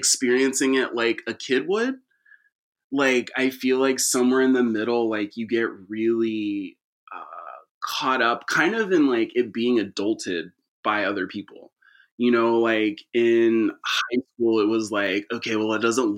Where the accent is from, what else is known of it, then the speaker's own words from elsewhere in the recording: San Leandro, California, United States; also born or lived in Castro Valley / Sacramento; my childhood was split between growing up in the Bay. I grew up in San Leandro, and then a Castro Valley just up over the hill.